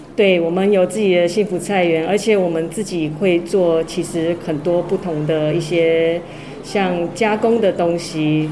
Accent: Taipei, Taiwan; moved away as an adult; now in Taitung, Taiwan; 我其实应该从小就是都在台北北部长大

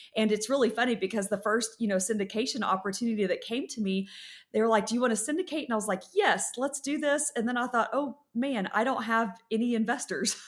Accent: West Texas, United States; I grew up in West Texas

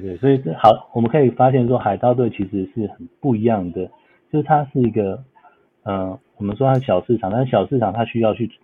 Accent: Taiwan; now in Los Angeles, United States; 我们台湾人

